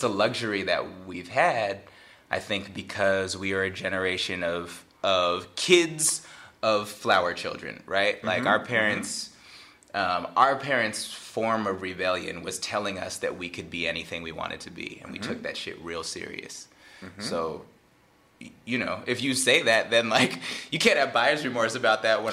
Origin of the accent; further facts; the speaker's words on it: Bay Area, California, United States; I'm from the Bay Area